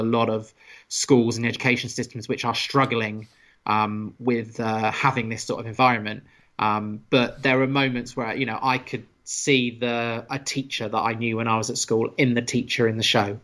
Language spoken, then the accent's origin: English; United Kingdom; being a British person as well and growing up in the British school system